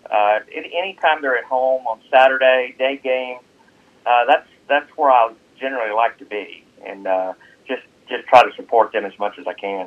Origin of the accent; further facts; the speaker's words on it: Memphis, Tennessee, United States; moved away as an adult; now in Tate County, United States; I grew up in Memphis, Tennessee